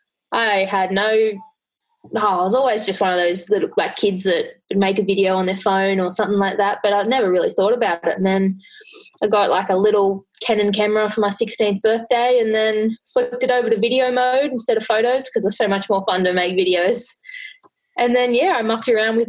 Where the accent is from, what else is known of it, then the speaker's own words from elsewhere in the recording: near Gold Coast, Queensland, Australia; I grew up near Gold Coast